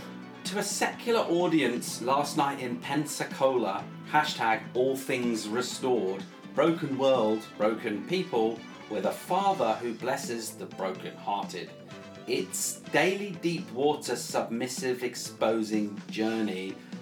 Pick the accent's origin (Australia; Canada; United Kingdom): Australia; I'm Aussie, so I'm independent of the whole scene.